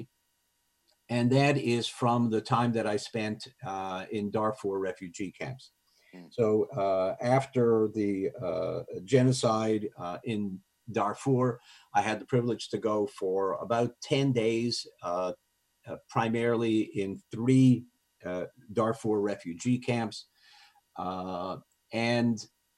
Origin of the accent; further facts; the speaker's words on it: Montreal, Quebec, Canada; I was raised in Montreal, my French was good enough